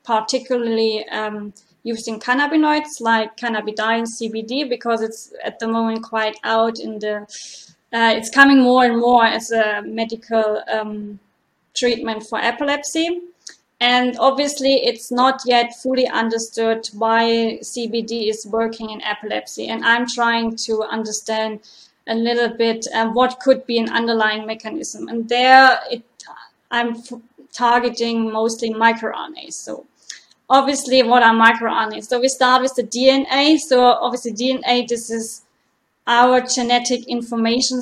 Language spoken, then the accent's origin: English; Germany; moved away as an adult; also born or lived in Mainz / Freiburg; now in Dublin, Ireland; I'm originally from Germany